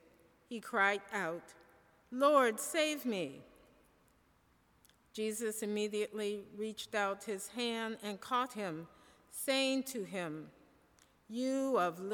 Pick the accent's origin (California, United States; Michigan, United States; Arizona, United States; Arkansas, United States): Michigan, United States; I am from Michigan